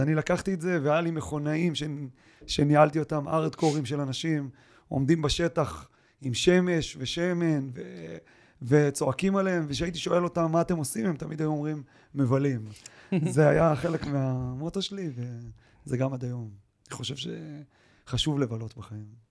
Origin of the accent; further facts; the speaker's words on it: Israel; אני באמת בא מקיבוץ